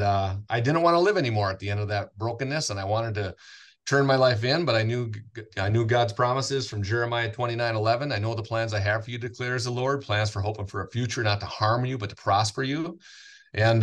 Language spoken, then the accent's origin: English; Willmar, Minnesota, United States; also born or lived in St. Cloud, Minnesota; I'm born and raised in Wilmer, went to community Christian school, kindergarten through sixth grade.